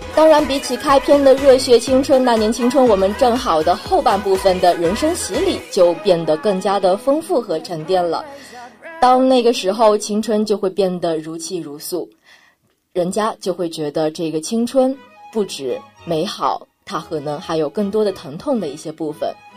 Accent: China; 我们中国人的学习能力的确是非常强的

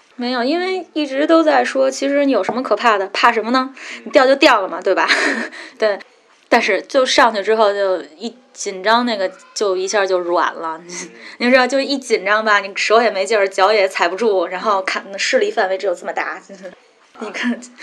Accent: Beijing, China; moved away as an adult; now in Yangshuo, China; 从小在北京待着，然后就是上学，考试，考大学，在上班儿就那么一步一步来嘛

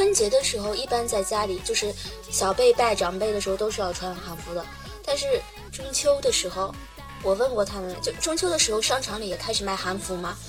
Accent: Shanxi, China; 对对，在釜山，我也是山西人。

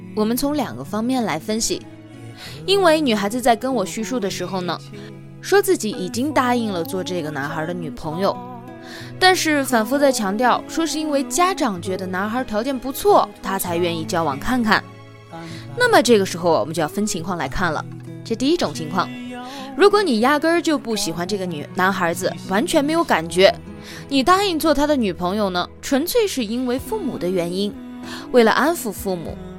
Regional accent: China; 在我们中国人的传统印象当中

